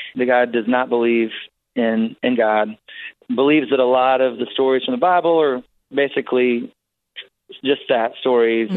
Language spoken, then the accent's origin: English; Wisconsin, United States; I was born in Wisconsin on a little farm, and it was a home birth